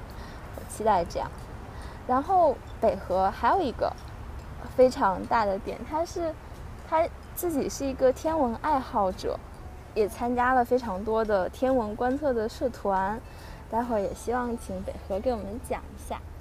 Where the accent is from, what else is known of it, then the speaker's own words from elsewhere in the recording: Beijing, China; moved away as an adult; also born or lived in Taiwan; 我之前从小是在北京长大，然后上大学才到台湾。